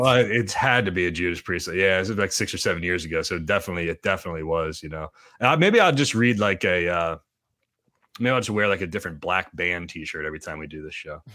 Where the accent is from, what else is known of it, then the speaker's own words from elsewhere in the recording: Gilbertsville, Pennsylvania, United States; I'm from Gilbertsville